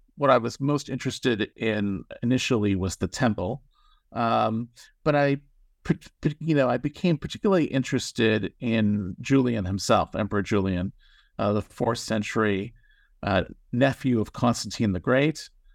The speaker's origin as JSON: {"language": "English", "town": "Toronto", "region": "Ontario", "country": "Canada", "tie": "born or raised there", "moved": "yes", "said": "so I grew up in Toronto, Canada."}